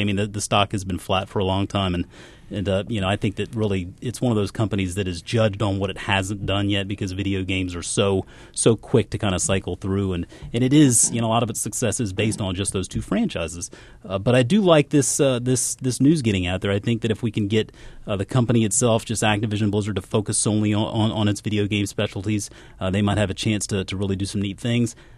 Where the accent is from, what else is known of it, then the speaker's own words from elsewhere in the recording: South Carolina, United States; moved away as an adult; also born or lived in Georgia; I grew up in South Carolina, went to college in South Carolina